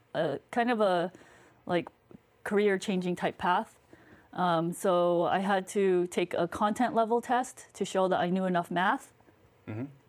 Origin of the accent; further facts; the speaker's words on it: near Boston, New England, United States; I grew up in New England.